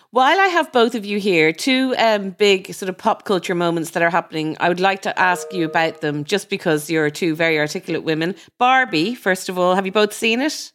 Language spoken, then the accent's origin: English; Ireland; growing up in Ireland, you know, our sex education was terrible